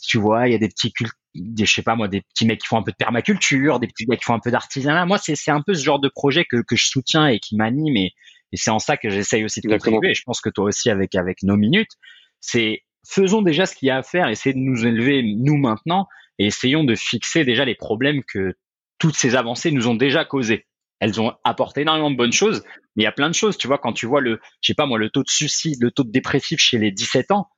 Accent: France; moved away; j'ai quitté la France très tôt

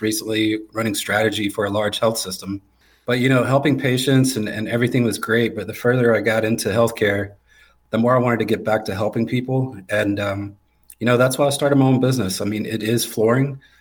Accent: Garner, North Carolina, United States; born and raised just outside of Raleigh in Garner, North Carolina

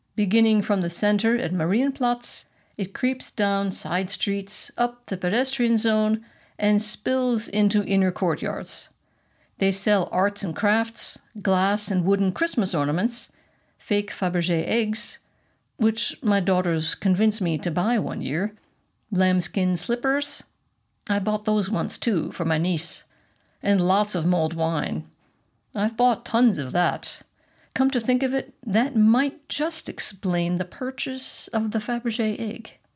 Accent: United States; now in Germany; not only am I not Bavarian, I'm American

